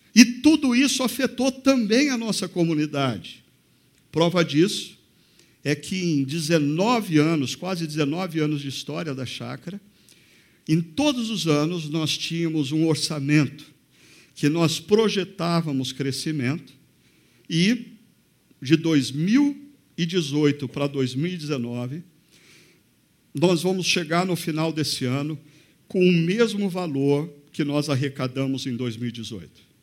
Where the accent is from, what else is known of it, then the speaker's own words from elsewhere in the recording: Brazil; Nós brasileiros